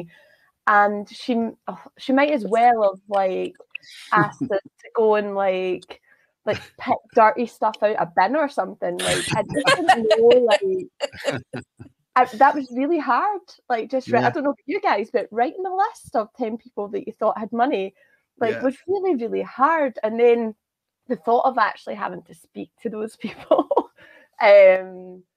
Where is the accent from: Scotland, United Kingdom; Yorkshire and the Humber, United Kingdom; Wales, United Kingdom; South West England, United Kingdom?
Scotland, United Kingdom; I'm Scottish